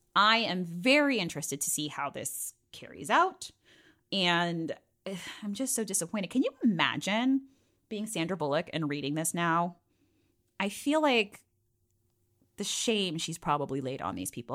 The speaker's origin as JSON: {"language": "English", "region": "Virginia", "country": "United States", "tie": "born or raised there", "said": "from the seven five seven, my hometown"}